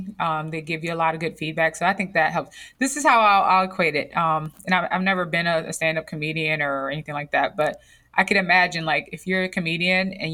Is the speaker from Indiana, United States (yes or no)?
yes; Gary, Indiana, United States; I'm from Gary, Indiana